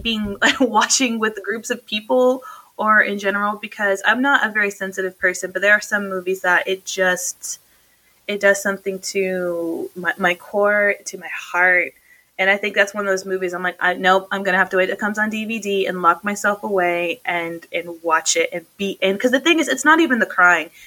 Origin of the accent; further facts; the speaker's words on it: New Mexico, United States; also born or lived in North Dakota; we're both from New Mexico